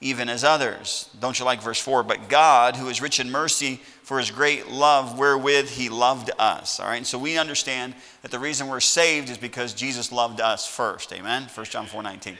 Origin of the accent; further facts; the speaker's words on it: Sauk Village, Illinois, United States; now in Lawrence, Kansas, United States; I'm from Sauk Village, Illinois. I grew up in that town, 30 miles south of Chicago